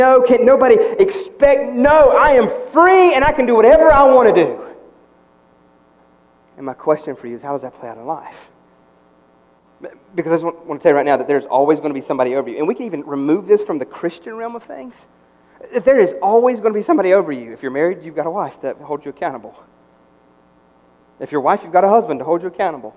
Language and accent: English; United States; I am American through and through